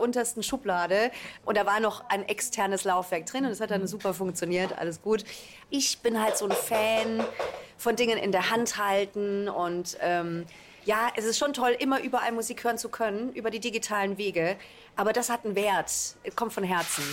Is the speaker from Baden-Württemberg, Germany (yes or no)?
yes; Karlsruhe, Baden-Württemberg, Germany; now in Mannheim, Germany; Also meine Wurzeln liegen im Badischen. Ich komme ursprünglich aus Karlsruhe und dann hat es mich eben irgendwann auch nach Mannheim verschlagen